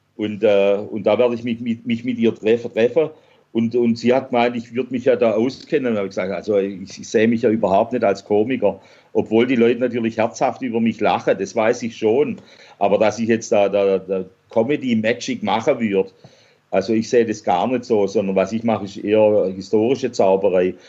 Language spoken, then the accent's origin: German; Swabia, Germany; als Schwabe